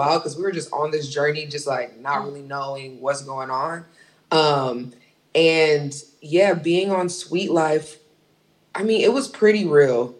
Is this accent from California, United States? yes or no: yes; Inglewood, California, United States; I'm from Inglewood.